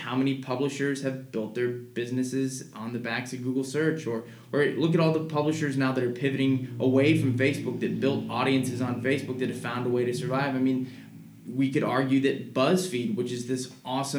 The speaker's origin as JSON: {"language": "English", "region": "Missouri", "country": "United States", "moved": "yes", "lives_now": "California, United States", "said": "I'm from Missouri. I'm from the Midwest"}